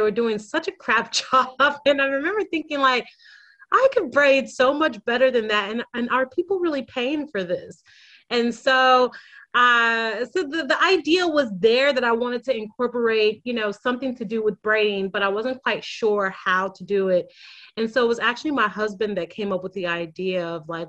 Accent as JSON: {"language": "English", "country": "United States", "moved": "as an adult", "lives_now": "Sydney, Australia", "said": "I am an American who moved to Australia about 6 years ago."}